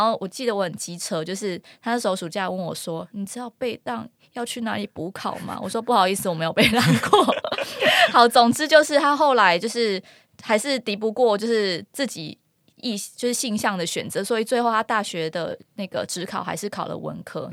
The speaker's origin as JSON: {"language": "Chinese", "region": "Kinmen County", "country": "Taiwan", "first_language": "Hokkien (Minnan)", "second_language": "Chinese", "said": "我是金门人"}